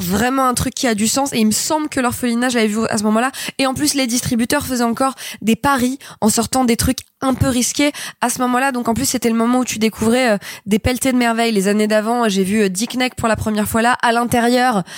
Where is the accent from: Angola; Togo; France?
France; Grenoble, Auvergne-Rhône-Alpes; j'ai grandi à Grenoble